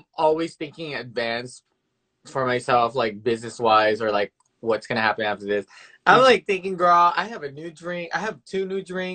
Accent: Memphis, Tennessee, United States; moved away as an adult; now in New York City, United States; I'm from Memphis, Tennessee

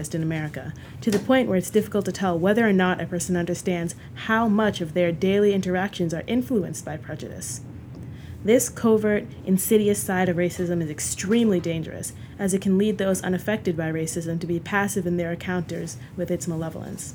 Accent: United States; as a child of two Nigerian immigrants, I am a first-generation American.

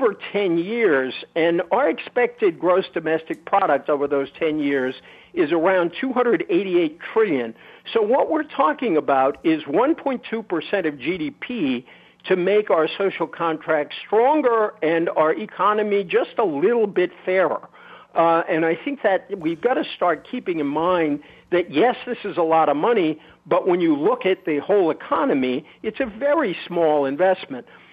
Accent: Fall River, Massachusetts, United States; I grew up in Fall River

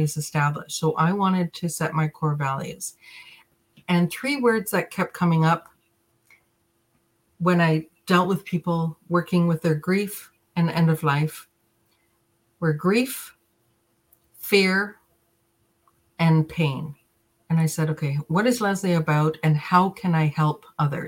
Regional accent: Jamaica; I was born in Jamaica.

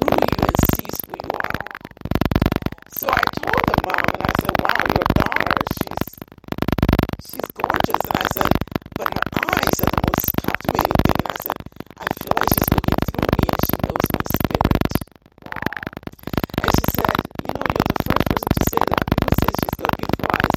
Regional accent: Volta, Ghana; I'm from the Volta region.

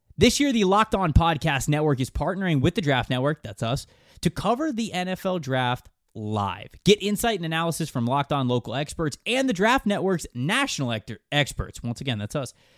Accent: Florida, United States; growing up in Florida

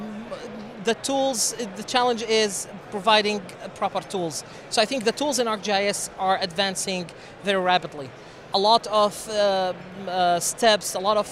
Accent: Syria; moved away as an adult; also born or lived in Jordan; now in Lubbock, United States; originally, I am from Syria.

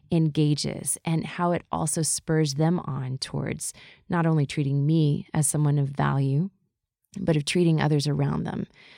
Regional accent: the South, United States; And we grew up in the South, as I think we've mentioned a little bit. At least there was a bunch of Southern influence as I moved around the world.

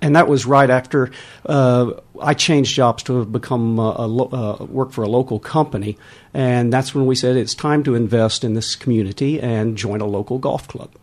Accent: Texas, United States; moved away as an adult; now in Weybridge, United Kingdom; Originally from Texas

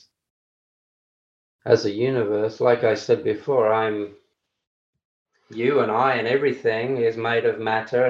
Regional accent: Australia; I'm Australian

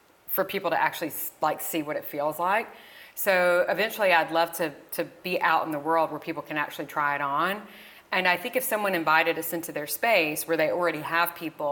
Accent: the South, United States; moved away; me growing up in the South

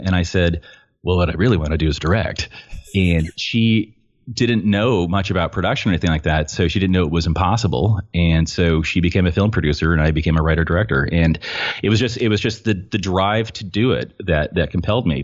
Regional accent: Petaluma, California, United States; I'm from Petaluma, California, and what you may or may not know about Petaluma, uh, we're north of San Francisco a little bit

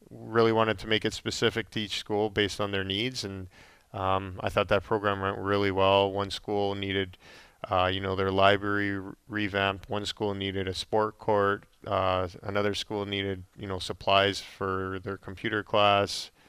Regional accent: Calgary, Alberta, Canada; yeah, I mean, just growing up in Calgary, basically, uh, I grew up there. Uh, I was there for 15 years and got to know the community really well.

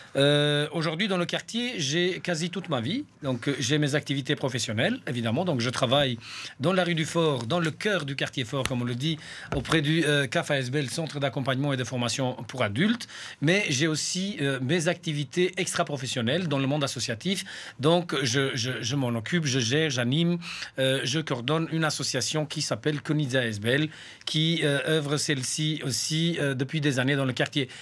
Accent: Saint-Gilles, Brussels-Capital Region, Belgium; chez nous à Saint-Gilles

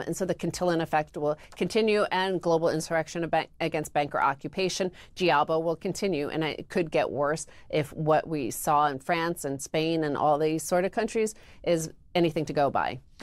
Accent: United States; I am an American, and I've been an American for over forty years

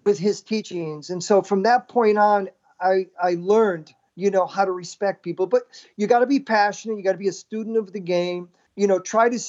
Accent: Hartford, Connecticut, United States; I was born in Hartford, Connecticut, and we had a park called Colts Park. My dad would take me down there

